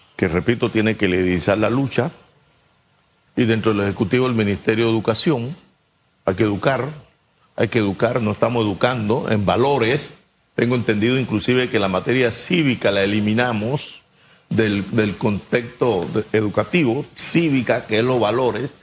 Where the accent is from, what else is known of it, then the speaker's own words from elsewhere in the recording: La Villa de Los Santos, Los Santos, Panama; en mi pueblo, la Villa de los Santos, mi pueblo amado.